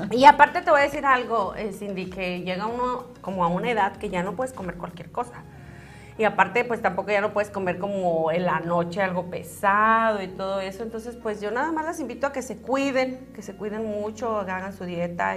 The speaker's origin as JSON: {"language": "Spanish", "region": "Zacatecas", "country": "Mexico", "tie": "born or raised there", "moved": "yes", "said": "allá en Zacatecas, en mi tierra natal"}